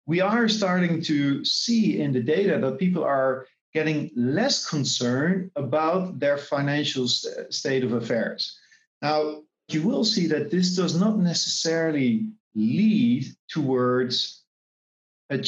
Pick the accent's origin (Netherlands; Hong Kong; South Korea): Netherlands; now in Singapore; I'm originally from the Netherlands, but based here in Singapore